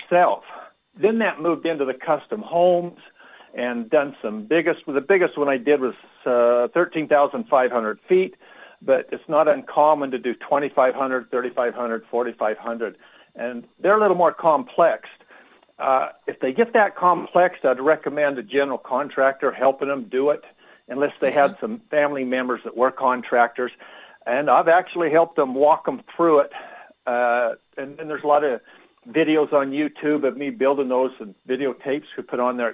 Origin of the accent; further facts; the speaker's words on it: Montana, United States; moved away as an adult; also born or lived in Salt Lake City, Utah; I was from Montana, living in Salt Lake City at the time.